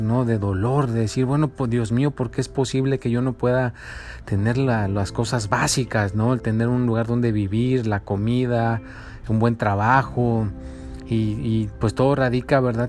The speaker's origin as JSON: {"language": "Spanish", "country": "Mexico", "tie": "born or raised there", "moved": "yes", "lives_now": "United States", "said": "yo soy mexicano"}